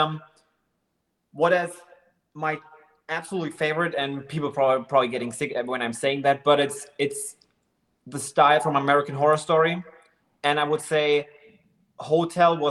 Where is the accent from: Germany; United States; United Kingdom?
Germany; I'm from Germany.